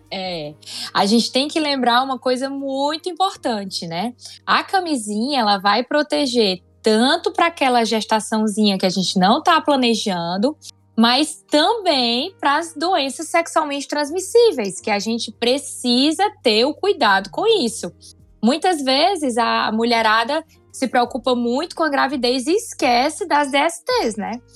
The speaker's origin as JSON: {"language": "Portuguese", "town": "Fortaleza", "region": "Ceará", "country": "Brazil", "said": "Eu sou de Fortaleza, sou ginecologista aqui na cidade de Fortaleza"}